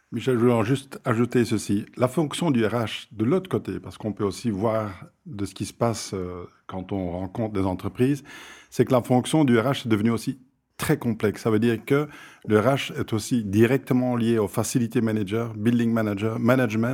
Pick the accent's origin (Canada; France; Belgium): Belgium; Flanders; je viens de la Flandre